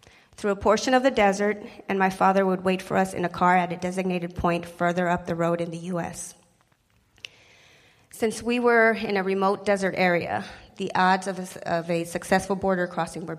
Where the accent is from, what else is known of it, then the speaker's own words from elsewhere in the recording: El Mirage, Arizona, United States; also born or lived in Sinaloa, Mexico; That small immigrant town outside of Phoenix became my hometown